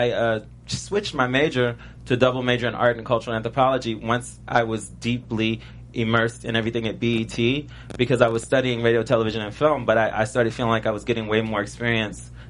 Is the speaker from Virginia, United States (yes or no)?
yes; Richmond, Virginia, United States; and I was from Richmond, Virginia, and I was in a punk rock band right before I went there.